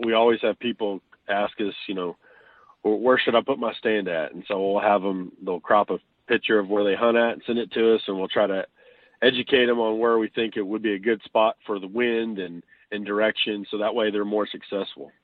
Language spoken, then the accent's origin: English; Chickasha, Oklahoma, United States; now in Washington, Oklahoma, United States; I'm originally from Chickasha, Oklahoma